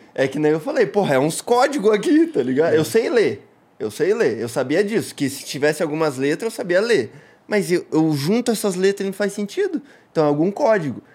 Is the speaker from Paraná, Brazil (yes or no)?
yes; Paranaguá, Paraná, Brazil; born or raised there; also born or lived in Curitiba / Siqueira Campos